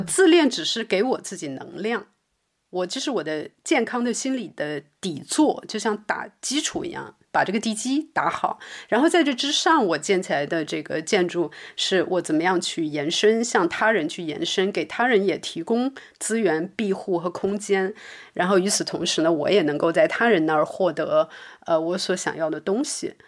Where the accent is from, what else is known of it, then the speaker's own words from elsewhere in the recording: Liuzhou, Guangxi, China; also born or lived in Beijing; now in Berlin, Germany; 因为我是，你知道广西柳州的女孩子，她是很，很 很凶的，我们的方言都是很凶的，讲出去都吓人的那种